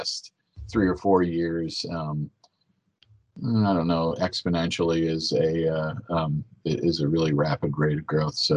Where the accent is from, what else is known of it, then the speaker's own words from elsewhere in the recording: Wisconsin, United States; accent: Wisconsin; my Wisconsin accent